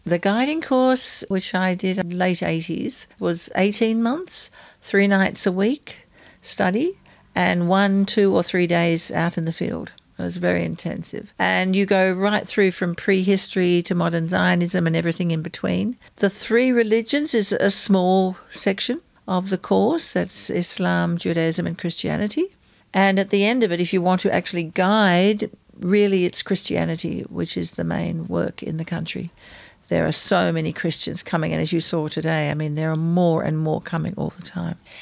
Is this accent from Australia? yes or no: yes; Australia; also born or lived in Israel; I'm Australian, I'm half Jewish.